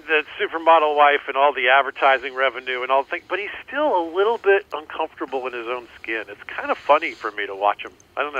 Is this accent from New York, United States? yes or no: no; Georgia, United States; My home state slogan